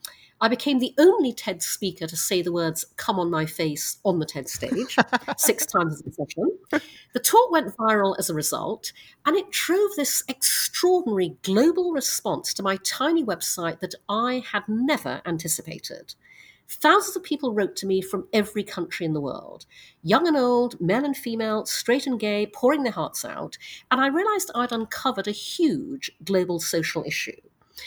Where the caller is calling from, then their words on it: New York, United States; My pronouns are she, her, and I'm calling from Manhattan in New York.